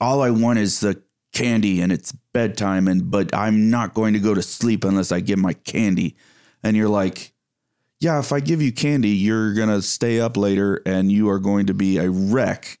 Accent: East Texas, United States; I come from East Texas

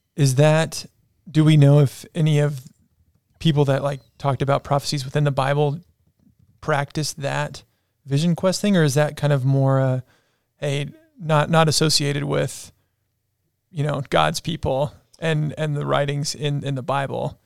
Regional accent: South Africa; moved away; growing up in South Africa

